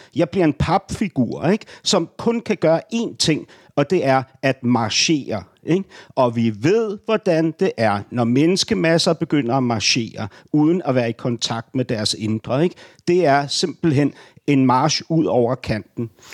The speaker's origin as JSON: {"language": "Danish", "region": "Berlin", "country": "Germany", "tie": "born or raised there", "moved": "yes", "lives_now": "Denmark", "said": "Berlin min barndomsby"}